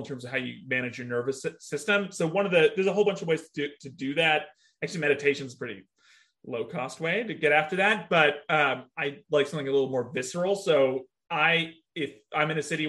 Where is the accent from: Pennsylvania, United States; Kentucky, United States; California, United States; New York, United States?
California, United States; I grew up in California, but my mom's from Columbus, Ohio